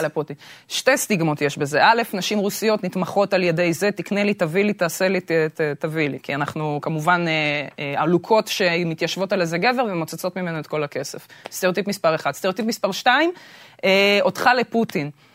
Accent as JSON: {"language": "Hebrew", "country": "Israel", "tie": "born or raised there", "said": "נולדתי בארץ, זה בדיוק העניין. שגם בתור ישראלית שנולדה בארץ"}